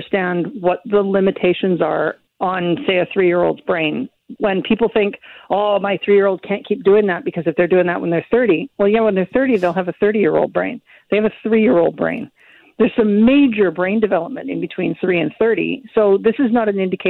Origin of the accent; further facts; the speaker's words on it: Victoria, British Columbia, Canada; also born or lived in Vancouver; I grew up in Victoria. I'm in Vancouver now